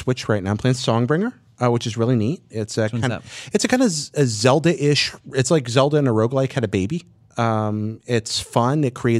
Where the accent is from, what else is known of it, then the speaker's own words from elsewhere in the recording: Hickory, North Carolina, United States; moved away; That's my hometown, Hickory.